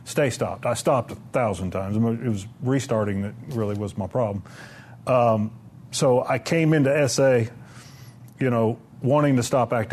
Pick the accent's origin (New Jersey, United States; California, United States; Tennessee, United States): Tennessee, United States; Murfreesboro; I'm from Murfreesboro